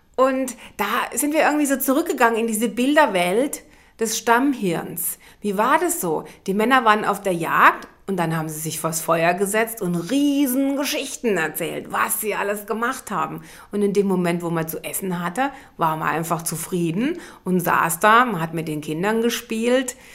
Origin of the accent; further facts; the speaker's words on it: Germany; als Deutsche